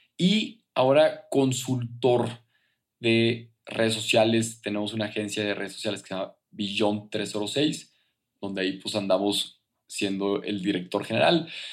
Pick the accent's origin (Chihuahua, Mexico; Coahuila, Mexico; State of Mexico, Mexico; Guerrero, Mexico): Coahuila, Mexico; Torreón; moved away as an adult; now in Mexico City, Mexico; yo soy de Torreón, que es provincia, que es a gusto, que es tranquilo